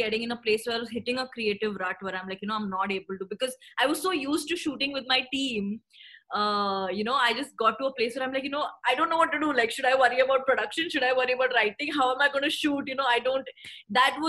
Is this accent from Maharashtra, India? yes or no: yes; Thane, Maharashtra, India; We are from Thane in Mumbai, where I used to go to school.